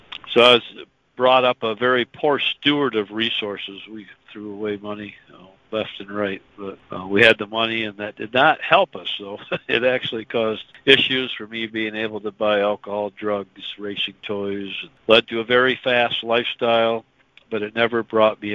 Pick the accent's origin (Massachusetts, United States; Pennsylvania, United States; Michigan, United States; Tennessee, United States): Michigan, United States; West; I was born and raised in West Michigan, and still up there